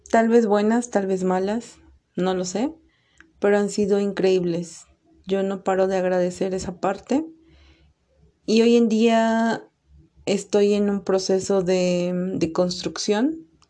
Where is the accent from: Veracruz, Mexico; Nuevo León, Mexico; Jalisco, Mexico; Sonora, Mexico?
Veracruz, Mexico; now in State of Mexico, Mexico; soy originaria de Veracruz y actualmente radico en el Estado de México